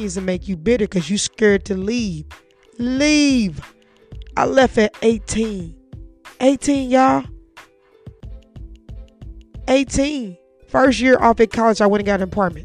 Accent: St. Louis, Missouri, United States; moved away; I'm from St. Louis

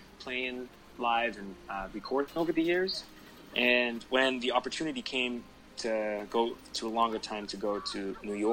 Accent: Netherlands; my home country

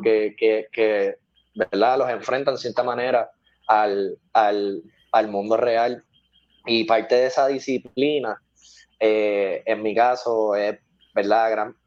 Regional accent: Carolina, Puerto Rico; Yo soy de Carolina

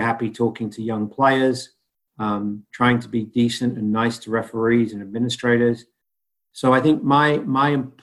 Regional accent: United Kingdom; moved away; growing up in Great Britain

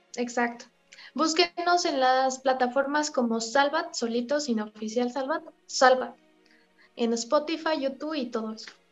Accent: Mexico; somos un talento mexicano

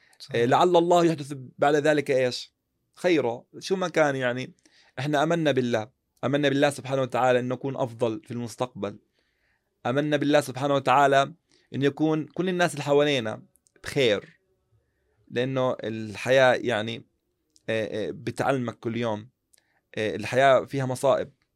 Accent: Jordan; عندنا في المملكة الأردنية يعني خاصة عندنا في الأردن

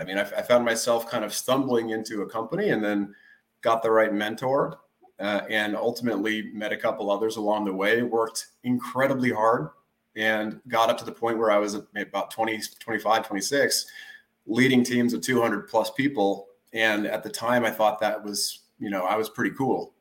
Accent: Redwood City, California, United States; also born or lived in Alameda, California; I grew up out here in the Bay Area, California, um, born and raised in Redwood City

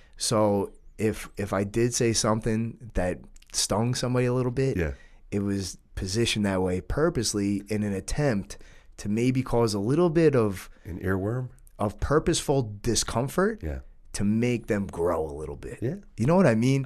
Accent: New York, United States; we're from New York. All of our parents grew up in the city

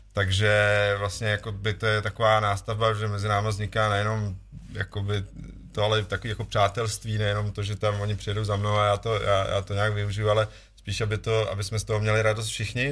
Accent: Vysočina Region, Czechia; já pocházím z Vysočiny, tady relativně kousek

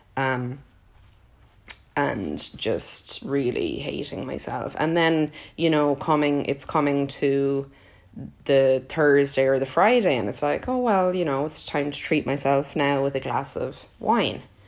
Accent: Ireland; I grew up in Ireland

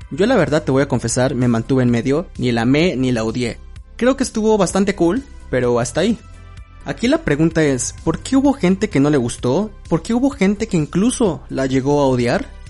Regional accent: Mexico City, Mexico; soy de la Ciudad de México

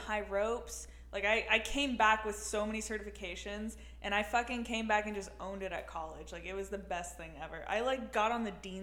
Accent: Florida, United States; I'm from Florida.

